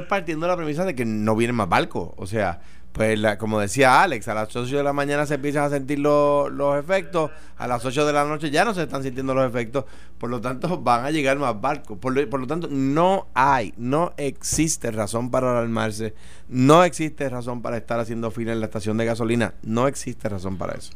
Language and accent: Spanish; Puerto Rico; los que viven en áreas rurales, de donde yo vengo